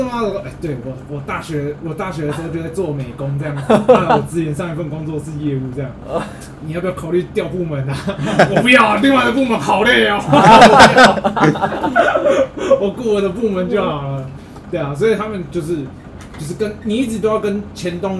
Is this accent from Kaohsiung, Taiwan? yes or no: no; Taipei, Taiwan; 我会跟他说，哎、我我是台北来的，你以为台北来的很屌，不要装啊，真的啊，我拿身份证给你看，